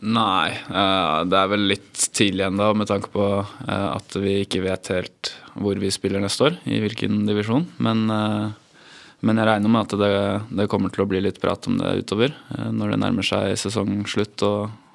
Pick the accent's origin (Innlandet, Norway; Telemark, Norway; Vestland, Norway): Innlandet, Norway; Hamar; now in Moss, Norway; men jeg kommer jo egentlig fra Hamar.